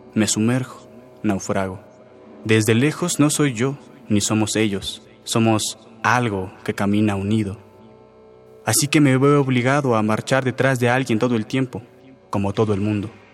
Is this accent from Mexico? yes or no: yes; Coacalco, State of Mexico, Mexico; soy de Coacalco, del Estado de México